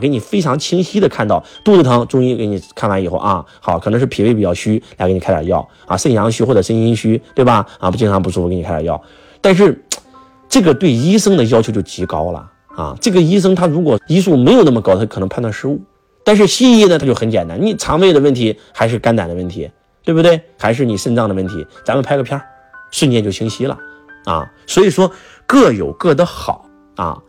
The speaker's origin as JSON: {"language": "Chinese", "country": "China", "said": "我们中国人"}